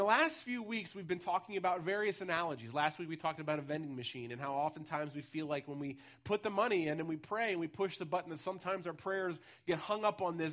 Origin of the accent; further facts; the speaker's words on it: United States; also born or lived in Ellwood City, Pennsylvania; now in Pittsburgh, United States; So I was born in Elwood City, which is actually not the city at all, but most of my life I spent in the Baltimore, Washington area, and then I've been in urban spaces the rest of the time.